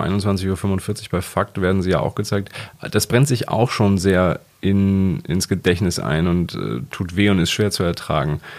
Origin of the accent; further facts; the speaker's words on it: Germany; bei uns in Deutschland